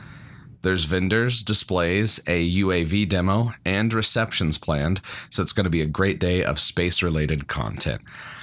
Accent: Colorado, United States

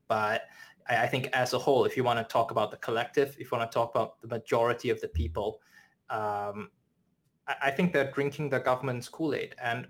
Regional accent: China; born there; And so I was born in China, and I have a family friend.

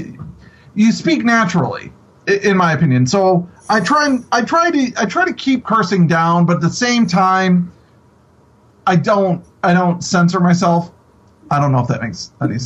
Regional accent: Buffalo, New York, United States; I grew up in Buffalo, which is like 2 minutes across the border from Canada.

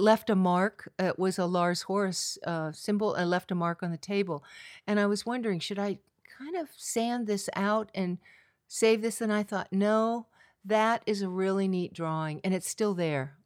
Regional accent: California, United States; also born or lived in New York City / Washington, D.C.; I am from California, Golden Coastal Hills, oak trees, fields of lupin and poppies

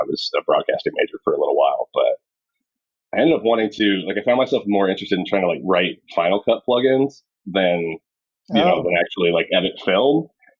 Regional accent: Galesburg, Illinois, United States; I was born in Galesburg, Illinois, which is kind of west central Illinois. It's about equidistant between Chicago and St. Louis.

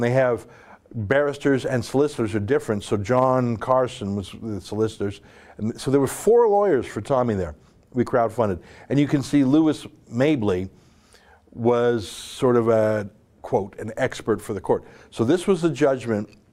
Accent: Canada; as a Canadian

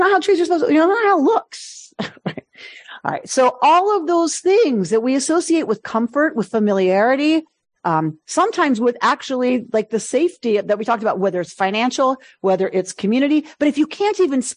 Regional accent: New York, United States; also born or lived in Philadelphia; I was born in Philadelphia, I was adopted at 5 days and taken to my parents' home in New York.

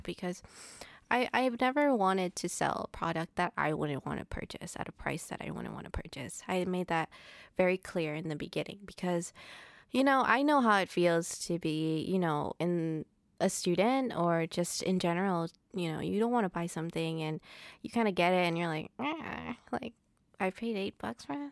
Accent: Providence, Rhode Island, United States; I was born and raised in Providence.

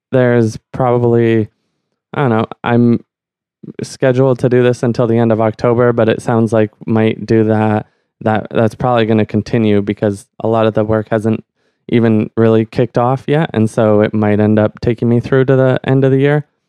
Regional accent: Ottawa, Ontario, Canada; growing up in Ottawa, you kind of, like, it's almost by default that you're an immersion

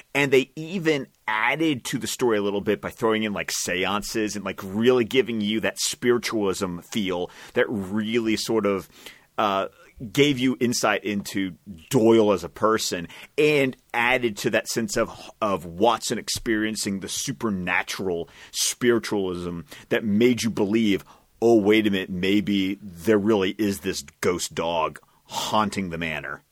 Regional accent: Scotland, United Kingdom; I speak as a Scot

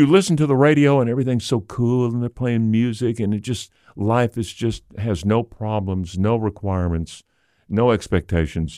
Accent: Little Rock, Arkansas, United States; I grew up in Hillcrest, which is about twenty-five minutes from here

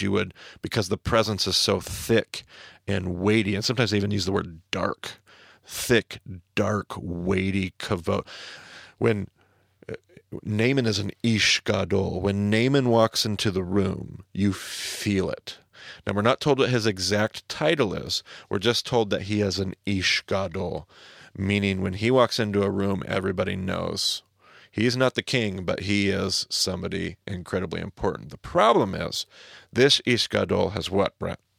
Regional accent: Snake River, Northwest, United States; I grew up on the Snake River

